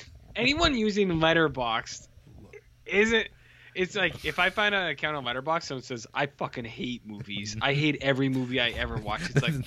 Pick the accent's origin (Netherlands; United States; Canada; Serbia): Canada; because I'm Canadian, so I'm allowed.